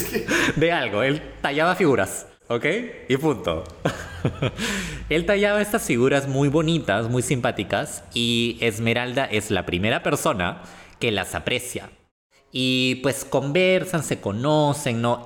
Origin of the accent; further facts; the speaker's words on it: Peru; nosotros como peruanos que, vivimos lamentablemente esta realidad